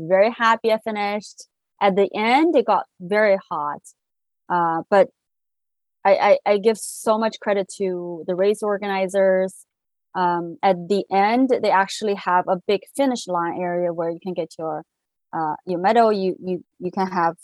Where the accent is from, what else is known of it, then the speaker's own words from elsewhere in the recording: Qingdao, Shandong, China; moved away as an adult; also born or lived in Shanghai, China; now in Pasadena, United States; I grew up in China in a city called Qingdao in Hebei province.